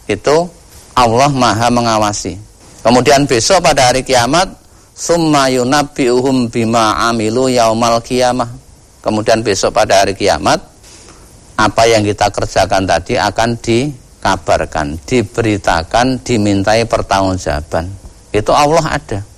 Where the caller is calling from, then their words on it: Kalimantan, Indonesia; di Kalimantan, Ustaz